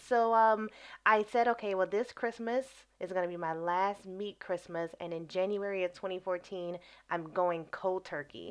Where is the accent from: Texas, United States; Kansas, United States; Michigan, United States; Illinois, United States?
Illinois, United States; Chicago; moved away as an adult; also born or lived in Brazil / Morocco; now in England; I am from Chicago, Illinois, uh, Southeast Side, born and raised